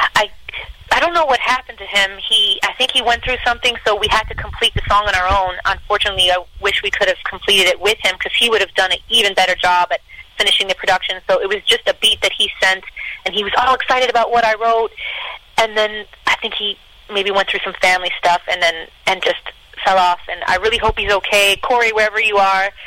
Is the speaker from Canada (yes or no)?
yes; Canada